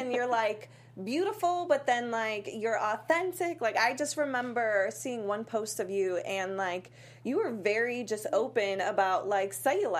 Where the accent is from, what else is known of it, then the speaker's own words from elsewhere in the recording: Worcester, Massachusetts, United States; moved away; I'm a small town girl from Worcester, Massachusetts.